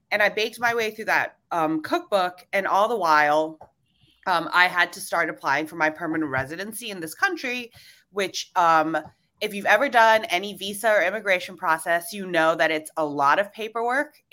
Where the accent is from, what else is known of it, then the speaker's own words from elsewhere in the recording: Hong Kong; also born or lived in Singapore / Indonesia; I was born in Singapore and I grew up in Indonesia and Hong Kong. And then for college, I decided to, you know, really shake things up and move from Hong Kong to Savannah, Georgia.